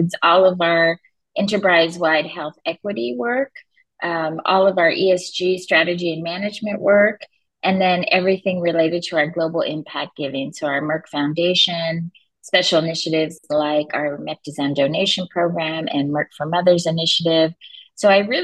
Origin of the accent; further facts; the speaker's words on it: Los Angeles, California, United States; I grew up in Los Angeles